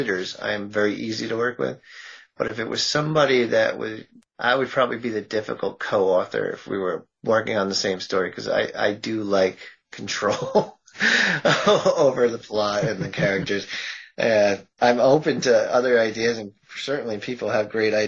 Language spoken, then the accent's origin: English; Massachusetts, United States; I'm from Massachusetts